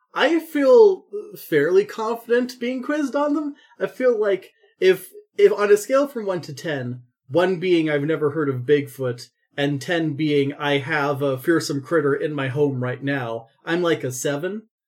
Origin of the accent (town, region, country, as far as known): Canada